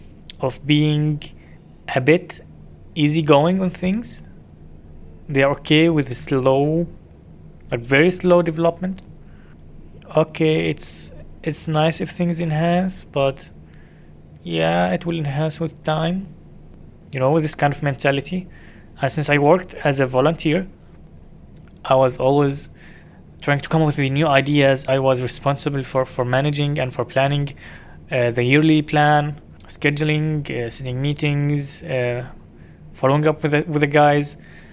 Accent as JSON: {"language": "English", "region": "Dubai", "country": "United Arab Emirates", "tie": "born or raised there", "said": "I grew up in Dubai."}